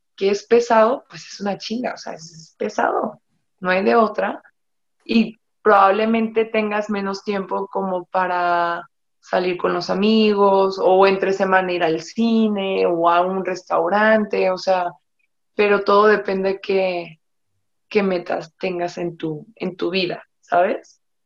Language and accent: Spanish; Mexico; Yo me siento muy orgullosa de ser mexicana